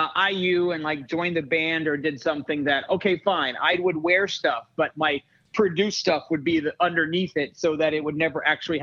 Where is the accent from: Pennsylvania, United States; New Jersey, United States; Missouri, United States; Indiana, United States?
Indiana, United States; near my hometown.